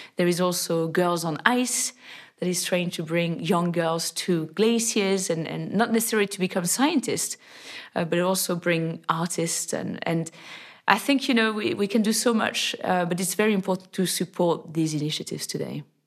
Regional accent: near Annecy, French Alps, Auvergne-Rhône-Alpes, France; I was born in the French Alps, in the lovely town of Annecy. And I grew up in a, in a very small village nearby

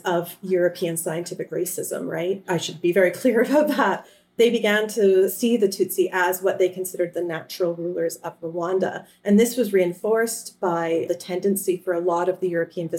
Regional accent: Canada; I come from Canada

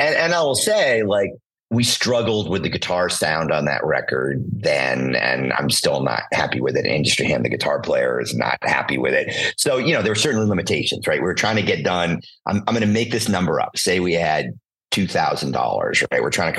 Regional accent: Boston, Massachusetts, United States; I grew up in Boston.

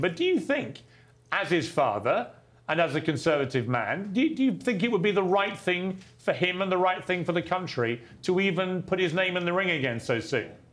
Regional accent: United Kingdom; accent: British; my British accent

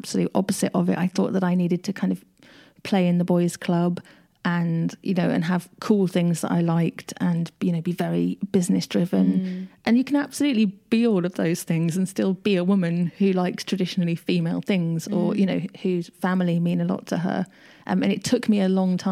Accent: United Kingdom; I am very British

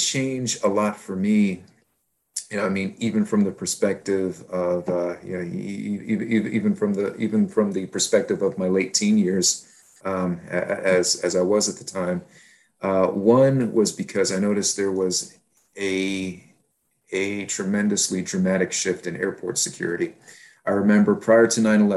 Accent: Houston, Texas, United States; I was growing up in Houston, Texas

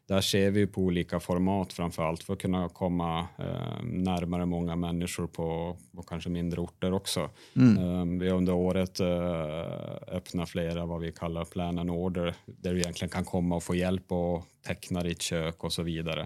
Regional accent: Sweden; moved away as an adult; also born or lived in Norway; now in Oslo, Norway; Ni hör att jag är svensk

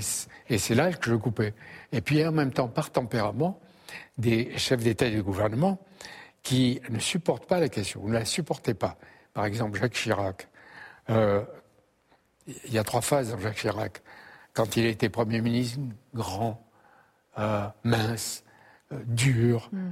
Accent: Algeria; now in France; je venais d'Algérie à un moment de la guerre d'Algérie

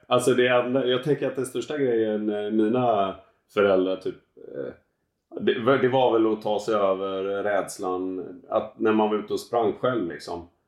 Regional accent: Gothenburg archipelago, Västra Götaland, Sweden; Jag växte upp ute i Göteborgs skärgård.

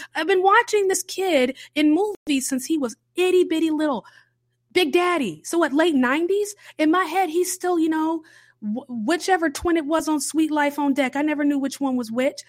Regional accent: the South, United States; I'm a Southern baby, okay? Born and raised in the South, cornbred Southern

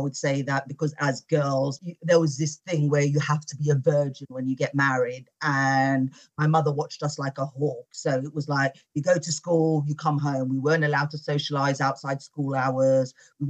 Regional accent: United Kingdom; I'm British born and my parents are from Morocco. I was the first youngest and the first member of my family to be born in the UK. I was brought up in a Muslim sort of household.

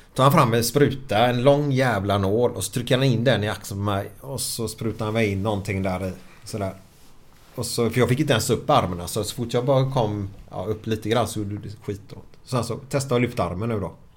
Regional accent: Sweden; vi är svenskar

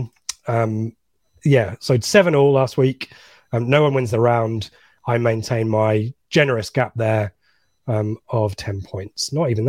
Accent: Midlands, United Kingdom; accent: Midlands; I've lost my accent. It's every day I get a little bit more East Anglian. So I need to head back to the Midlands and get my accent back.

